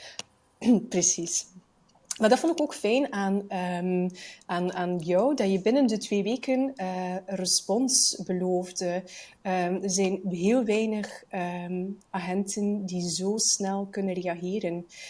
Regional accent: Bruges, Flanders, Belgium; als Vlaming

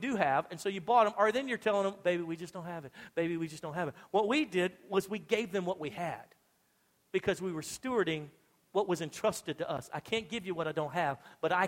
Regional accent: Louisiana, United States; now in Texas, United States; I'm from Louisiana originally

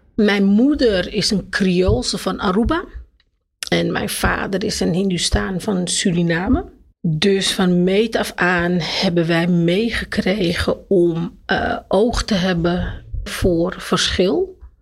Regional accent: Amsterdam, North Holland, Netherlands; also born or lived in Jordaan, Amsterdam; Maar ik ben geboren in de Jordaan, in Amsterdam.

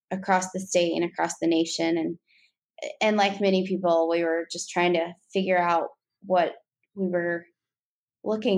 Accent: West Virginia, United States; moved away as an adult; also born or lived in Northern Kentucky; now in Kentucky, United States; I'm actually originally from West Virginia, born and raised there.

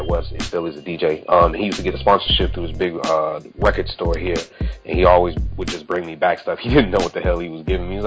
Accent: Minneapolis, Minnesota, United States; I'm from Minneapolis

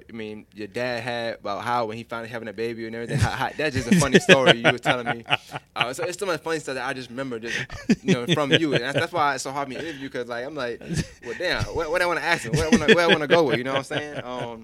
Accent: New York, United States; moved away; Because I'm from New York

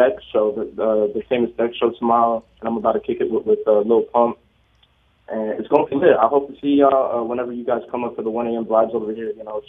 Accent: Orlando, Florida, United States; I'm from Orlando.

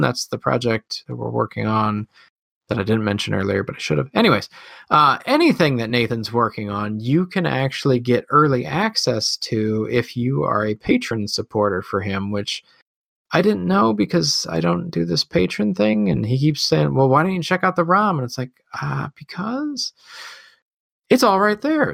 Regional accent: Midwest, United States; accent: Midwest; my Midwest accent

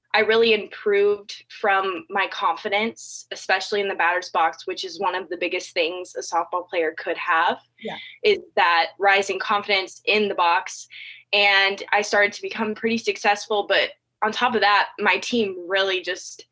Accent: California, United States; moved away as an adult; now in Georgia, United States; I've been born and raised in California my whole life.

